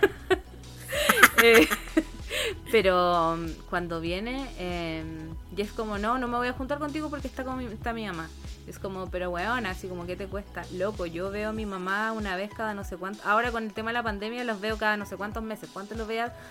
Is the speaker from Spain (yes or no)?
no; Argentina; born there; yo nací en las Argentinas, mis papás se fueron a vivir a Argentina